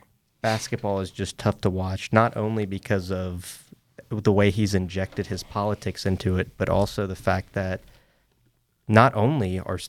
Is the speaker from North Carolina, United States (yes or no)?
yes; Fayetteville, North Carolina, United States; that's where I'm from, Cumberland County